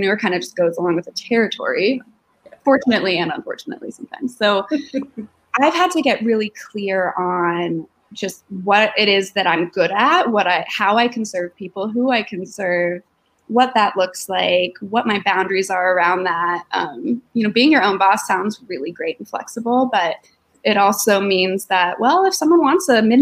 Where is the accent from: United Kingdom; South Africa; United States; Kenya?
United States; Denver, Colorado; I moved back home to my hometown of Denver, opened up my practice